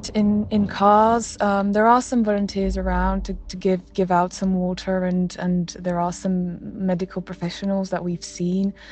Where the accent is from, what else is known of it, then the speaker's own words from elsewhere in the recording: Slovakia; Slovakia is actually my home country